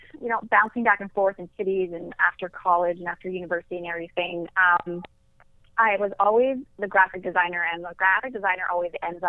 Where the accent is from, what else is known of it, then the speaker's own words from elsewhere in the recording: Edmonton, Alberta, Canada; moved away as an adult; also born or lived in Calgary / Red Deer; now in United States; I was born in Calgary, but I moved to Edmonton in second grade and basically had the like Edmontonian blood transfusion. I always kind of laugh about that because I never really tell anybody I'm from Calgary.